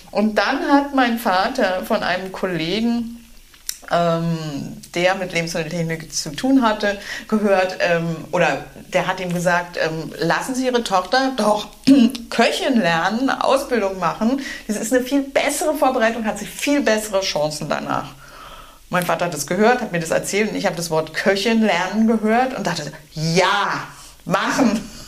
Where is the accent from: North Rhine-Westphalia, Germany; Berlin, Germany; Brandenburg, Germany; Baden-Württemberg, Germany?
Berlin, Germany; Ja, ja, ich bin Berlinerin und ähm, habe ähm, vor vielen, vielen Jahren in einem früheren Leben am, Französ am, französischen Gymnasium ein Abitur hingelegt